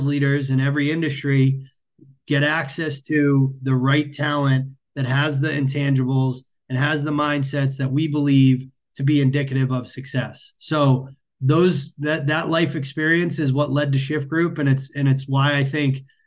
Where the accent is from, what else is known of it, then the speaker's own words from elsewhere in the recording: Massachusetts, United States; I grew up in Massachusetts.